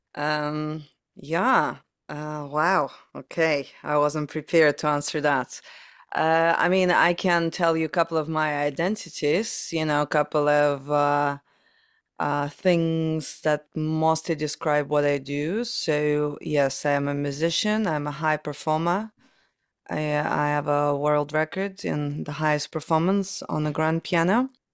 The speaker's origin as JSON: {"language": "English", "country": "Ukraine", "tie": "born or raised there", "moved": "as an adult", "lives_now": "London, United Kingdom", "said": "I was born in Soviet Union, so Ukraine kind of was a part of Soviet Union back then."}